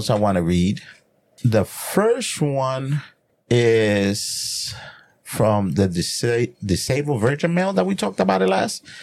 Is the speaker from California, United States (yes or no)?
no; New Jersey, United States; you are from my neck of the woods because I'm from Jersey.